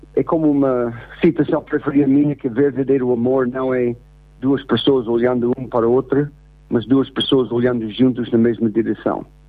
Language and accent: Portuguese; United States; first language English; Portuguese is a second language; now in Portugal; sendo americano, uh, tenho aprendido muito sobre a minha própria língua inglês através do português